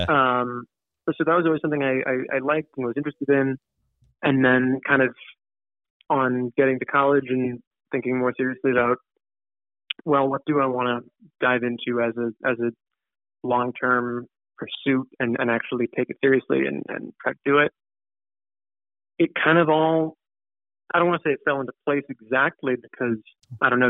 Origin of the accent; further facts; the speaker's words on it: Ridgewood, New Jersey, United States; I grew up in Ridgewood, New Jersey.